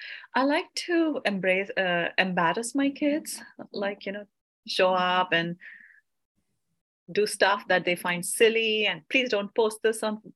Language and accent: English; India; because I came from India and I waited for my work permit.